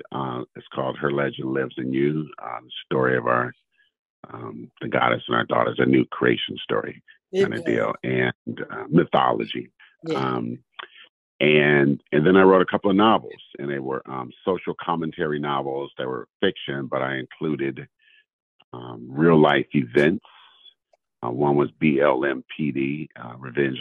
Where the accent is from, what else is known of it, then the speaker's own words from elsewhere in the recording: California, United States; And I'm in California, born and raised in California. I lived in a few other states, but I am a Californian